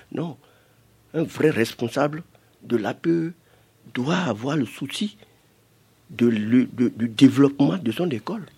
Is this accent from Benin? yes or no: yes; Cotonou, Littoral, Benin; je suis un villageois, mais je suis né à Cotonou